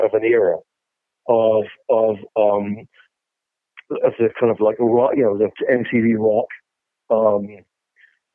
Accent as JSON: {"language": "English", "region": "England", "country": "United Kingdom", "moved": "yes", "lives_now": "United States", "said": "I was a musician and I'm English, but I live in America"}